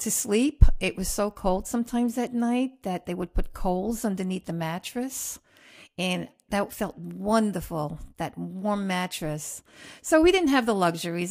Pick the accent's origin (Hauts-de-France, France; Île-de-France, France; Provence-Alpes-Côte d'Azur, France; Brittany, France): Hauts-de-France, France; Roubaix; also born or lived in Queens, New York; now in United States; I was born in Roubaix, France